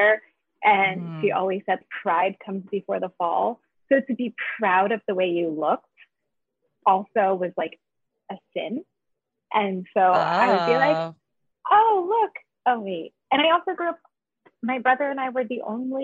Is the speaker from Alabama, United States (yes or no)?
no; Idaho, United States; I grew up in Idaho